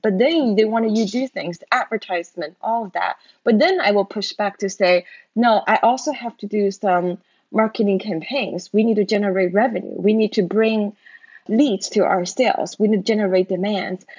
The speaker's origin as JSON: {"language": "English", "country": "China", "tie": "born or raised there", "moved": "as an adult", "lives_now": "United States", "said": "I grew up in China back then the China was still very poor."}